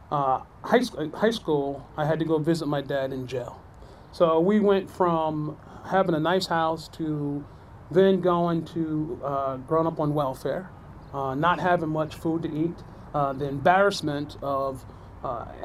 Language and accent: English; New Jersey, United States; growing up in New Jersey, uh, I am one of uh, six or seven.